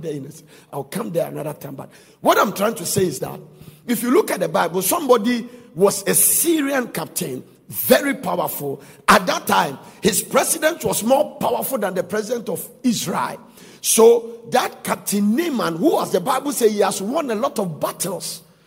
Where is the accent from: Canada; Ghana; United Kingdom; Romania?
Ghana; we are Ghanaian